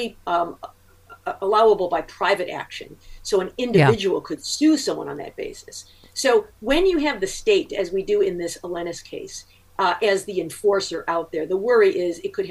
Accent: Michigan, United States; here in my home state of Michigan

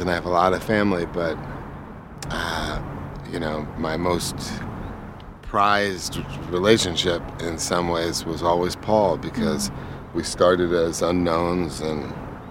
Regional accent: East Coast, United States; I'm from the East Coast

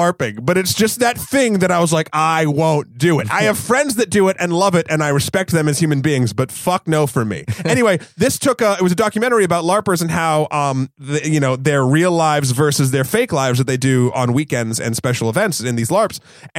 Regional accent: New Hampshire, United States; I'm from New Hampshire.

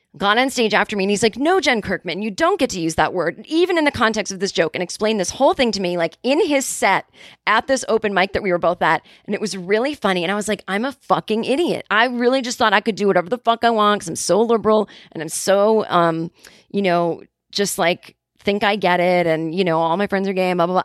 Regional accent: Boston, Massachusetts, United States; I was growing up in Boston

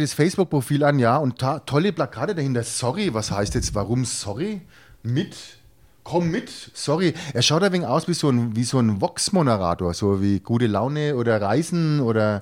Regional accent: Franconia, Bavaria, Germany; als Franke

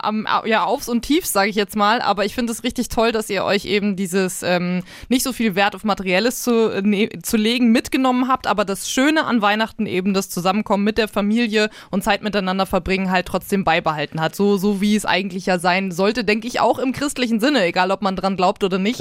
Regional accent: Northern Germany, Germany; now in Nuremberg, Germany; seitdem ich äh, nicht mehr in meiner Heimat Norddeutschland wohne, sondern ja jetzt hier in äh, Nürnberg im Süden Deutschlands

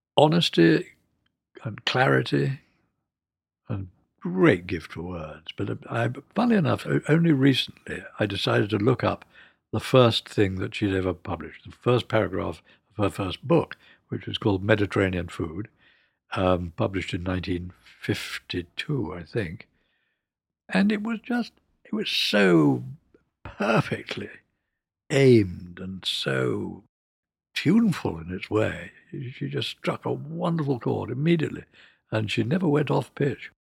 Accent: London, United Kingdom; also born or lived in Scotland; I was born in London, and we were sent up to Scotland for the first three years. And then after the Blitz and the R A F had dominated the Luftwaffe, to give you a bit of pocket history, mm, we came back to London.

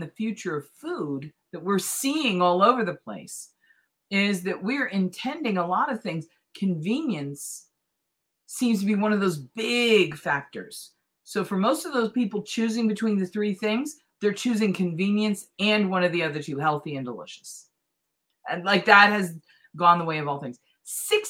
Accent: East Coast, United States; grew up on the East Coast with Pepperidge Farm

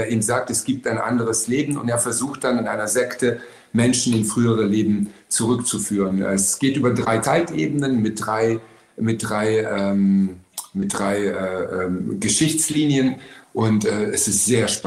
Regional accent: Baden-Württemberg, Germany; also born or lived in Hamburg; Nee, ich komme, also ich bin zwei, äh, äh, zweigleisig in Deutschland sozialisiert worden. Einmal in Baden-Württemberg, ja. also im richtigen Schwabenland

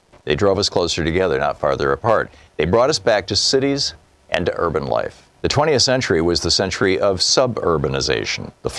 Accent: Newark, New Jersey, United States; As a young boy growing up in New Jersey, I watched my hometown of Newark decline.

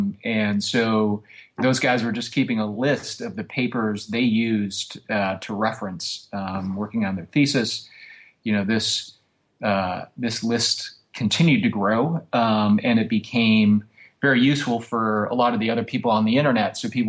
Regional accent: Rochester, Michigan, United States; I grew up in the suburbs of Detroit, about 20 miles north of the city, in a place called Rochester.

